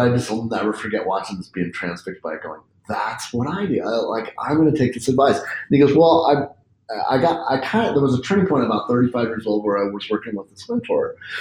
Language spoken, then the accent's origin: English; Spokane, Washington, United States; I grew up in Spokane, which is like basically small town USA with a West Coast kind of cool